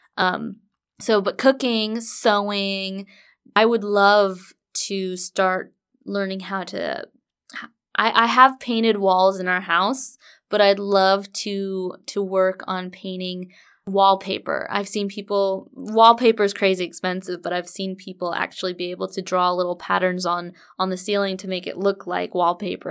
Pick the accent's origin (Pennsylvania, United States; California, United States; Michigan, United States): California, United States; Orange County; moved away as an adult; now in Murfreesboro, United States; We are originally from Orange County, California